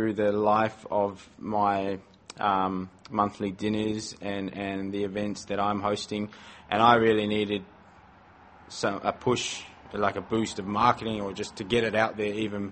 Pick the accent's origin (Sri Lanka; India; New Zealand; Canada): New Zealand; Porirua, Wellington; moved away as an adult; now in Melbourne, Australia; I am from Porirua, which is a small town about 20 minutes north of Wellington